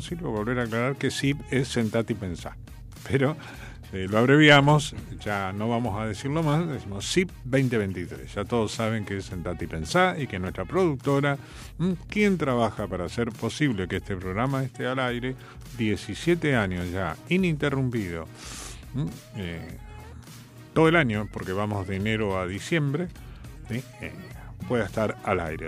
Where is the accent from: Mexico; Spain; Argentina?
Argentina; General San Martín, Buenos Aires Province; yo no soy porteño, yo soy de Lamba, soy bonaerense. Nací en el partido vecino acá de General San Martín en un hospital público